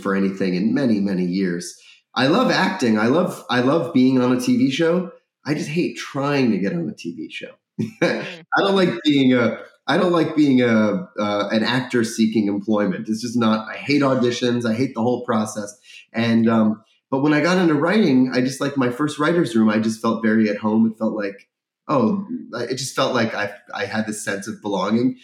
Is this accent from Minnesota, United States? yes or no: no; Florida, United States; moved away; I grew up in Florida